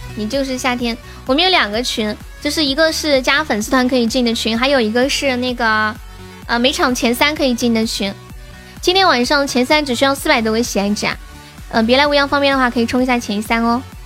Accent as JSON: {"language": "Chinese", "region": "Sichuan", "country": "China", "accent": "Sichuanese", "said": "我们四川话"}